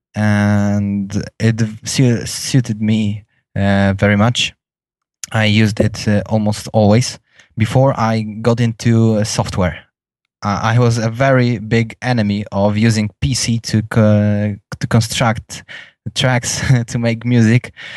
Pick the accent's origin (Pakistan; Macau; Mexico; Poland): Poland; English is a second language; in my home country in the city of Gdańsk